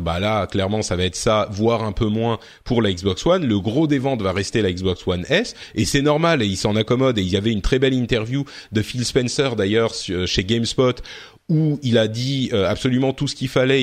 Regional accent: France; on est français

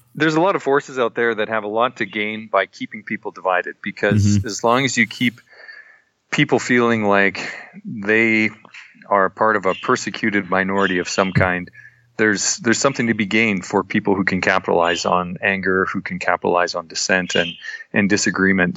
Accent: Canada; I'm a Canadian

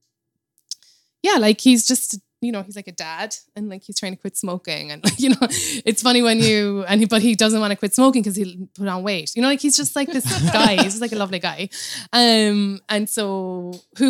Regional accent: Cobh, Munster, Ireland; moved away as an adult; now in New York, United States; my hometown in Cove in Ireland

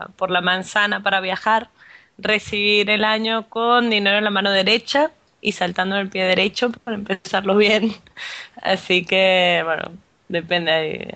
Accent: Venezuela; para mí como venezolana

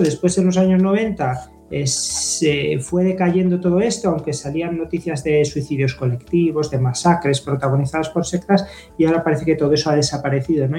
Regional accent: Zamora, Castile and León, Spain; soy natural de Zamora

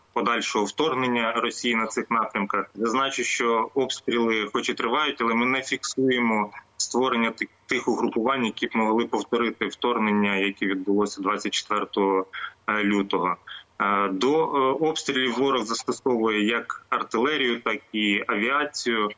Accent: Donetsk Oblast, Ukraine; я з Донеччини

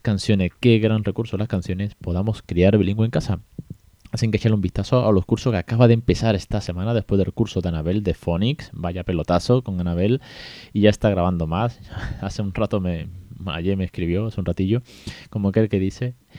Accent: Spain; aquí en España ya sabemos cómo pronunciamos algunos o algunas en algunas ciudades

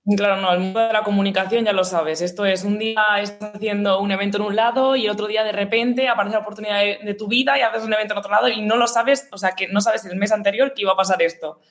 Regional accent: Gavà, Catalonia, Spain; radio de mi pueblo, como tal, ¿sabes? De Gabá

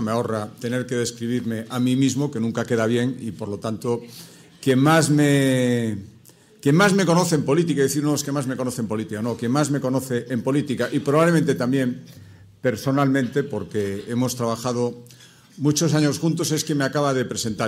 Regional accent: Galicia, Spain

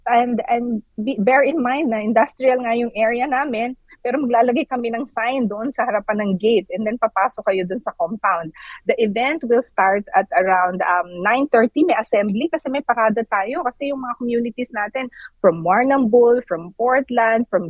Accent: Philippines; now in Victoria, Australia; we're embracing our being Filipino and Australians at the same time.

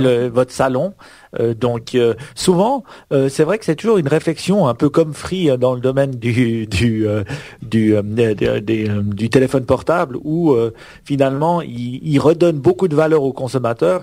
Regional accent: Switzerland; chez nous en Suisse on a on a Swisscom

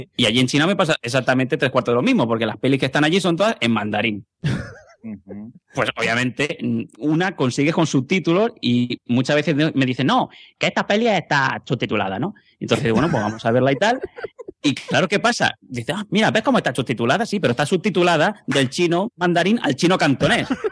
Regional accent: Catalonia, Spain; yo como buen catalán

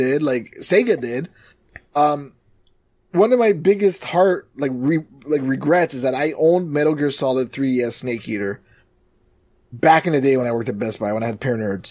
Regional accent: Toronto, Ontario, Canada; I'm from Mysterious Land of Toronto, Canada

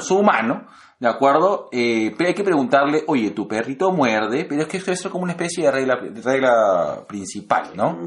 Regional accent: Lima, Peru; acá en Lima, estamos en invierno, ambos somos de Lima

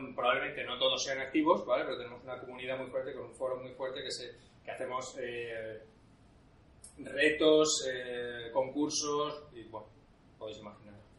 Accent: Spain; hay otro chico español, pero, pero solo somos dos

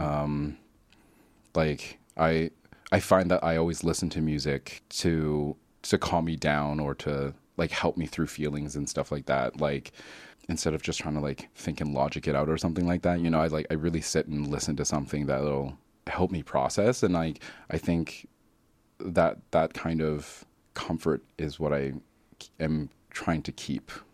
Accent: Calgary, Alberta, Canada; I grew up in Calgary

